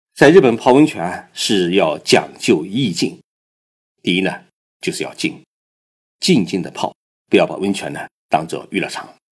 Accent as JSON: {"language": "Chinese", "country": "China", "said": "我们中国人生病就会去上山采药"}